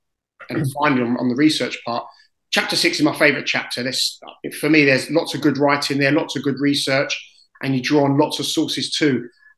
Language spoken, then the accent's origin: English; London, United Kingdom; As you know, I grew up in South London.